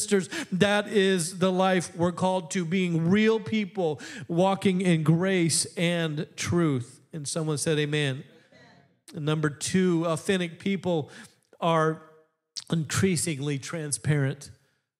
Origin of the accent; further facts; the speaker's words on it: Midwest, United States; I'm from the Midwest.